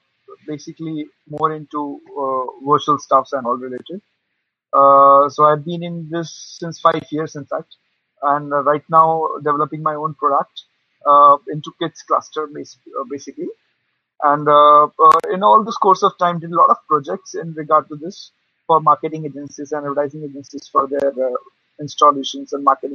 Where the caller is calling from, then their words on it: India; I basically, right now I'm from India. I mean, at the moment. So at the moment here, the timing is 1 a.m.